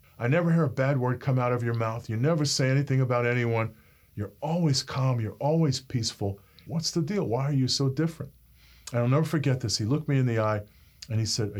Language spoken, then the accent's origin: English; New York City, New York, United States; I grew up in Brooklyn, New York, in a neighborhood called Bensonhurst.